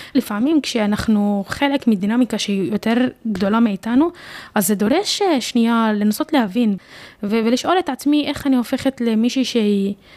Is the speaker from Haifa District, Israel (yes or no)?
no; Jaffa, Tel Aviv District, Israel; ביפו, אני מרגישה כפלסטינית אה, יפואית